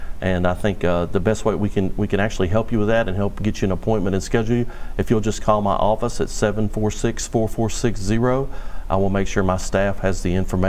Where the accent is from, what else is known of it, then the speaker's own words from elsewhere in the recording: Natchitoches, Louisiana, United States; moved away as an adult; now in Bossier City, United States; I wanted to practice in my hometown where I grew up